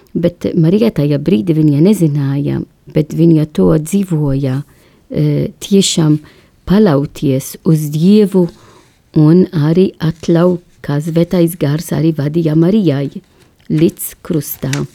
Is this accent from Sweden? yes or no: no; Malta; Latvian is a second language; now in Latvia; es esmu no Maltas salā